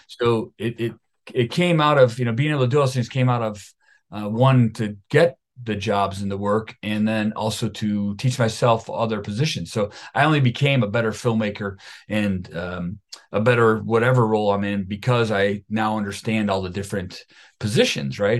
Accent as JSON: {"language": "English", "town": "Buffalo", "region": "New York", "country": "United States", "tie": "born or raised there", "said": "I am from Buffalo, New York, a suburb of Buffalo, New York"}